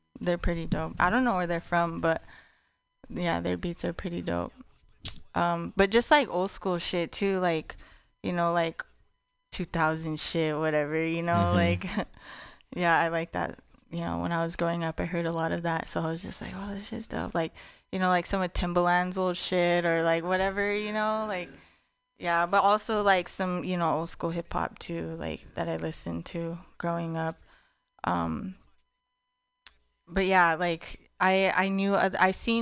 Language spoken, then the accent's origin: English; Taos, New Mexico, United States; now in San Francisco Bay Area, United States; in Taos, in my hometown